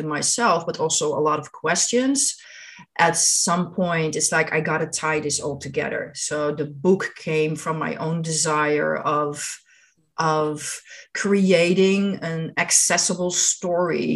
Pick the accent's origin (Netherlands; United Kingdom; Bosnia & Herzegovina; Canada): Netherlands; moved away; I grew up in Holland in the Netherlands